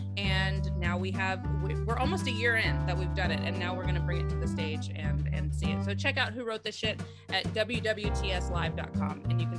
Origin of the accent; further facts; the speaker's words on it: Benicia, California, United States; also born or lived in New York; in Benicia, which is my hometown.